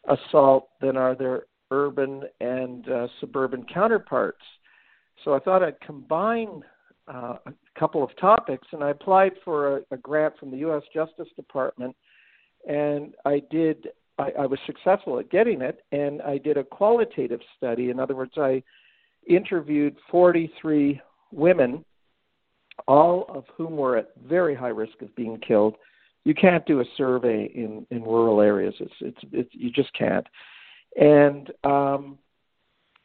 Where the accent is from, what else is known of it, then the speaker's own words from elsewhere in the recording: Ottawa, Ontario, Canada; moved away as an adult; now in Athens, United States; I'm Canadian, and I moved from Ottawa, Ontario